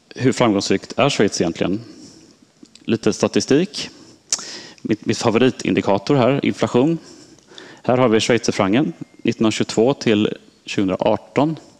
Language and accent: Swedish; Sweden; moved away as an adult; also born or lived in Switzerland; som svensk